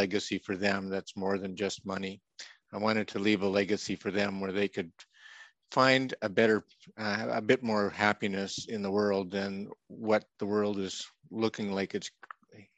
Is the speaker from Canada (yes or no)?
yes; Canada; moved away; also born or lived in Saskatchewan / Alberta; I'm a prairie boy from Saskatchewan and Alberta. That's in Canada, of course, just north of North Dakota